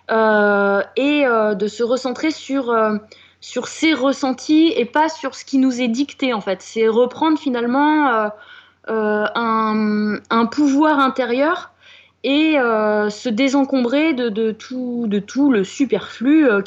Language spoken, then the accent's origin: French; France; on est français après euh, tout.